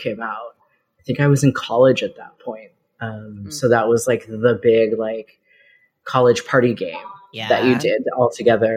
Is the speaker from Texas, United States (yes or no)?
yes; Central Texas, United States; moved away as an adult; now in Boston, United States; I grew up in Texas